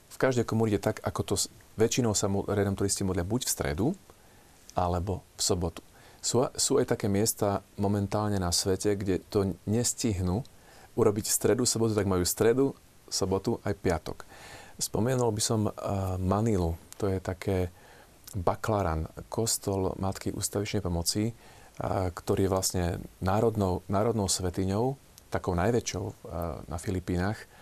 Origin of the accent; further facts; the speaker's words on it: Slovakia; also born or lived in Bratislava; My sme Slováci